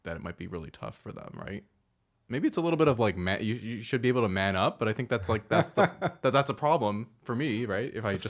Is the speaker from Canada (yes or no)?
yes; Toronto, Ontario, Canada; also born or lived in Woodbridge; I grew up here. We used to live in Toronto.